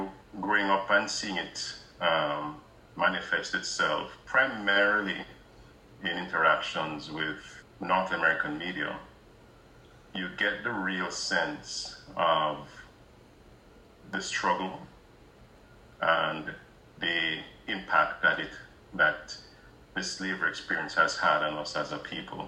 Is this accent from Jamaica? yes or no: yes; Jamaica; moved away; So I'm originally from Jamaica